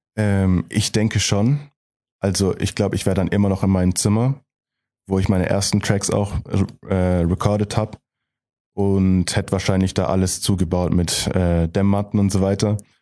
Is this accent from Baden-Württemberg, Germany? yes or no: yes; Gemmingen, Baden-Württemberg, Germany; Ich komme aus Gemmingen, ein Dorf, also im Prinzip aus Heilbronn